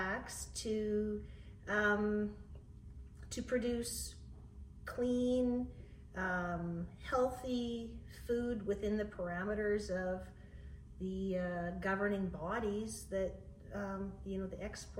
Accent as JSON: {"language": "English", "town": "Plenty", "region": "Saskatchewan", "country": "Canada", "tie": "born or raised there", "said": "Plenty is my hometown"}